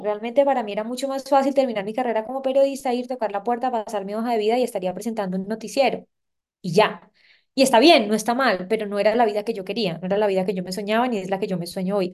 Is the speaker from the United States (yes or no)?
no; Santa Marta, Magdalena, Colombia; soy una samaria de 31 años, eh, nací y crecí en Santa Marta, tengo padres paisas